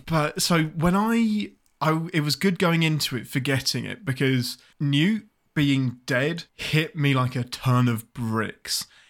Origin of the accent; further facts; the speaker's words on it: England, United Kingdom; I'm the Englishman